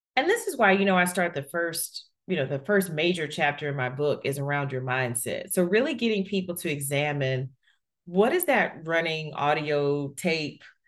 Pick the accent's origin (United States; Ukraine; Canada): United States; Alabama; I grew up in Alabama in the, you know, early eighties